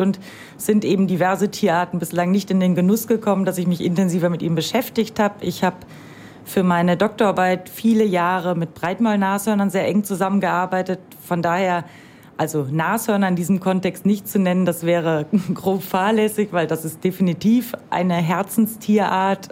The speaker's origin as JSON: {"language": "German", "region": "Rhineland", "country": "Germany", "tie": "born or raised there", "moved": "yes", "said": "bin ich im Rheinland groß geworden"}